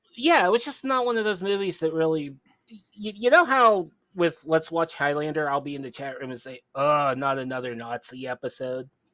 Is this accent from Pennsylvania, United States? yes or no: yes; Pittsburgh, Pennsylvania, United States; I'm from Pittsburgh